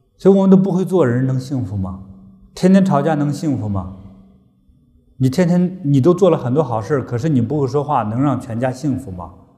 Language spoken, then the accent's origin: Chinese; China; 我们中国人